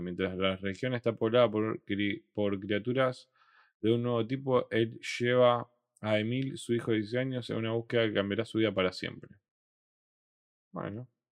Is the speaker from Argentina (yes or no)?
yes; Rosario, Santa Fe, Argentina; Nosotros somos de Rosario